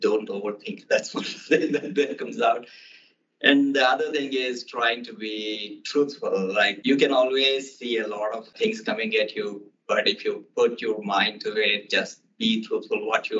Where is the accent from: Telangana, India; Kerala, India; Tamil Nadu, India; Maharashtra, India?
Telangana, India; Hanamkonda; now in Boston, United States; my hometown, Hanumkunda, where my birthplace.